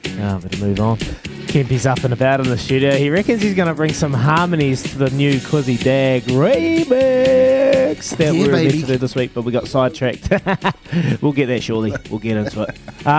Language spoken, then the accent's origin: English; Hawke's Bay, New Zealand; I'm from Hawke's Bay, bro. I got a bit of flavour in me.